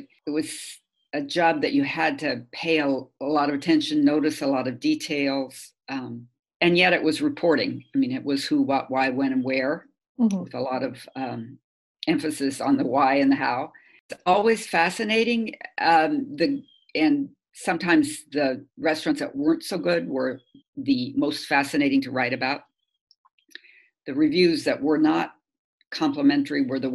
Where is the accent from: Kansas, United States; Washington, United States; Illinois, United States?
Kansas, United States; moved away; I'm from Kansas, and I come from an agricultural background